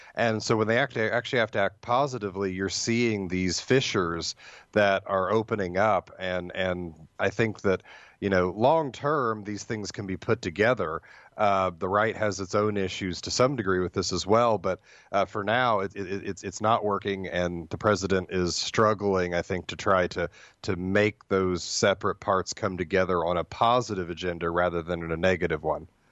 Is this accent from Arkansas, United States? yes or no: no; Ohio, United States; now in Hillsdale, United States; I grew up in Ohio, so I, I am an Ohio State fan